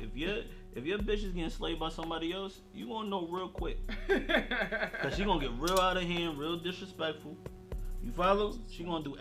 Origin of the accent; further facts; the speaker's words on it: Yonkers, New York, United States; I come from the slums, bro. I come from Yonkers